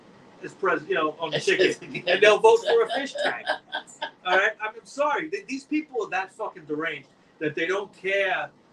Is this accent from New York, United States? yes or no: yes; New York City, New York, United States; I'm from Queens.